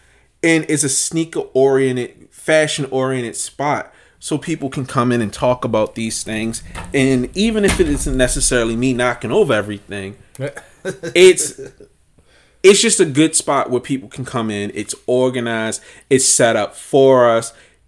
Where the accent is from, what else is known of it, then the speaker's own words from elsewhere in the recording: Baltimore, Maryland, United States; Like, let's not front like Baltimore's known for its fashion. Most people assumed I was from New York growing up because I could dress.